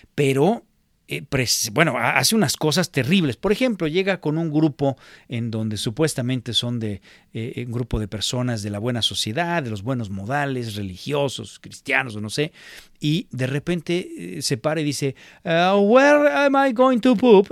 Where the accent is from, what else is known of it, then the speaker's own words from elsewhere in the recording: Mexico; moved away; en México le iba yo a la América